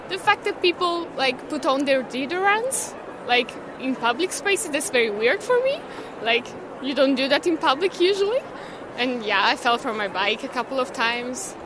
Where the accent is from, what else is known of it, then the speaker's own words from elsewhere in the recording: Italy; moved away as an adult; now in Netherlands; I come from Italy